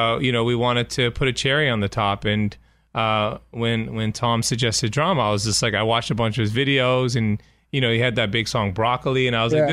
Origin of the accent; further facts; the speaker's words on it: Toronto, Ontario, Canada; I'm from Toronto, so we have the same thing in Canada.